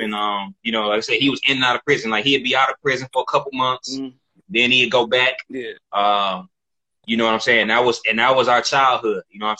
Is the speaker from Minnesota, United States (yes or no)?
no; Detroit, Michigan, United States; So I grew up on the East Side. I grew up like around the Quinder and Six Mile area.